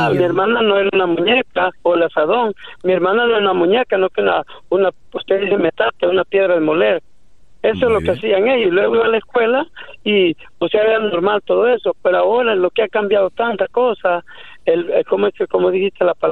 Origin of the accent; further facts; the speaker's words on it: El Salvador; Yo soy salvadoreño.